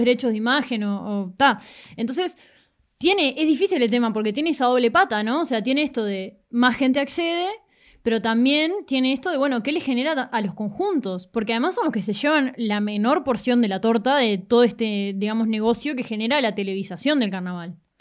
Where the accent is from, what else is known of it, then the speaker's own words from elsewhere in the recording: La Paloma, Rocha, Uruguay; Yo crecí en La Paloma, en Rocha